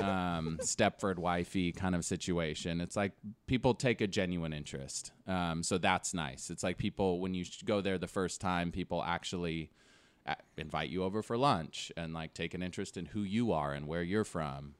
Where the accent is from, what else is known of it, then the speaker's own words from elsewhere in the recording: Davis, California, United States; also born or lived in Woodland, California; I'm from Davis, California